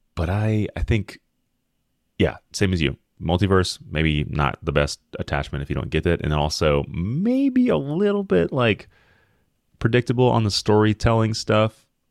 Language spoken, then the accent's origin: English; Memphis, Tennessee, United States; I'm from Memphis